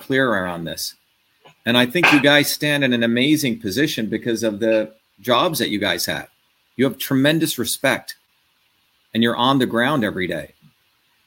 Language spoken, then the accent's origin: English; India; also born or lived in New Jersey; now in United States; I came from India